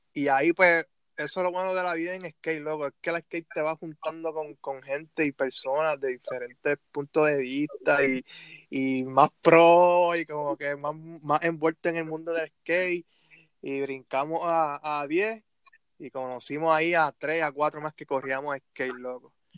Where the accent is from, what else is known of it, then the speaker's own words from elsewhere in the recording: Bayamón, Puerto Rico; soy de Bayamón